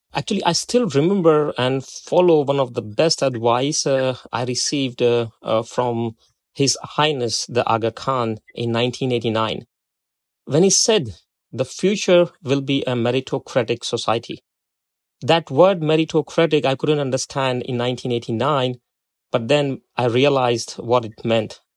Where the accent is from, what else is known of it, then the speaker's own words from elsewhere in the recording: India; moved away as an adult; also born or lived in Democratic Republic of Congo; now in Arkansas, United States; I was born in India and, uh, I completed my graduation with a major in accounting and taxation. And I did my post-graduation in India